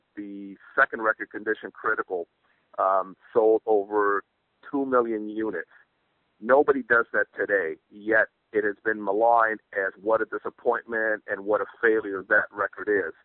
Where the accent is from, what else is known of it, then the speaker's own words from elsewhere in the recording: New York City, New York, United States; now in California, United States; I live in California, but I was born and raised in New York City